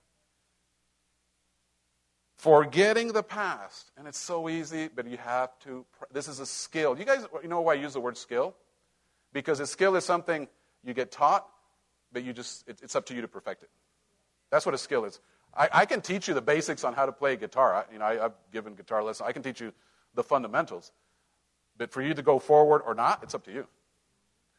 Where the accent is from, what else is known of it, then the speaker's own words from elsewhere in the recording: Cholula, Puebla, Mexico; moved away; That's where I grew up. That's my hometown